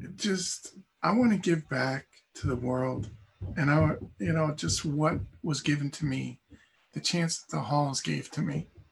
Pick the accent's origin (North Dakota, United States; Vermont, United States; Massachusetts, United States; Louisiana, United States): Vermont, United States; Castleton; I grew up in Castleton, Vermont